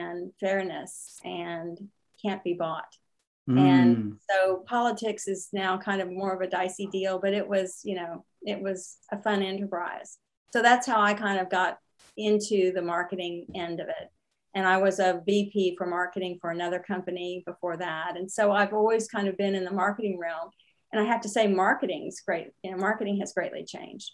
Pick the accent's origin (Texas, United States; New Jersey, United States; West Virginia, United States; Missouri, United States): Texas, United States; San Antonio; also born or lived in Houston / Austin; I grew up in Texas. Mm-hmm. And was in Houston, Austin, San Antonio